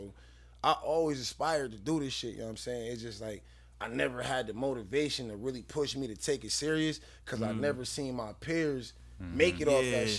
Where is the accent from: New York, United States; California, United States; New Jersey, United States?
New York, United States; Buffalo; east side. I grew up on Homicide area, Genesee area. Really the whole Genesee area.